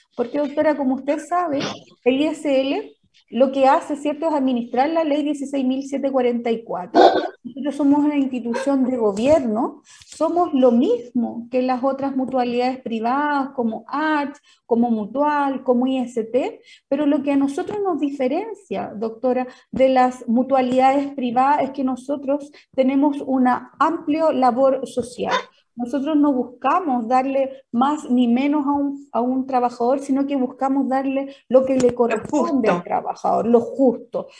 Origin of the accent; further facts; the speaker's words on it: San Fernando, O'Higgins, Chile; now in Placilla, Chile; yo soy de San Fernando, oriunda de San Fernando, actualmente yo vivo en Placilla, una localidad rural de la sexta región